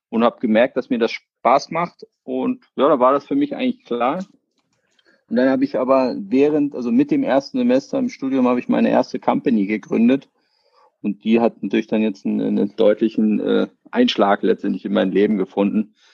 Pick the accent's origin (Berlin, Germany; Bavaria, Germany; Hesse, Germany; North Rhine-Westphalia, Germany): Berlin, Germany; Ja, ich bin ja sozusagen hier in Berlin aufgewachsen, ähm, 1980 geboren.